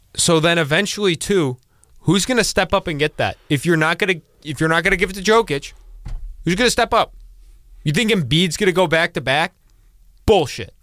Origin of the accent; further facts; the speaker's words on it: Akron, Ohio, United States; I am from Akron, Ohio